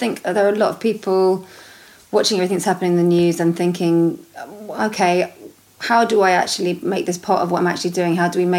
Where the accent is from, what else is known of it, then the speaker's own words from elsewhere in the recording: London, United Kingdom; I'm a Londoner born and bred